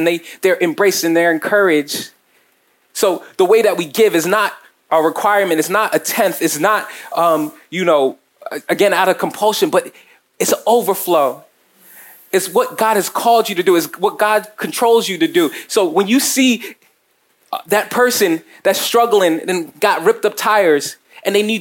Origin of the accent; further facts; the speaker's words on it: New Jersey, United States; I'm from Jersey